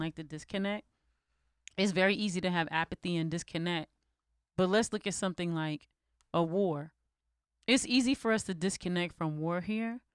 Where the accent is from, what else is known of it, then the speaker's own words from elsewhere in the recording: United States; as an American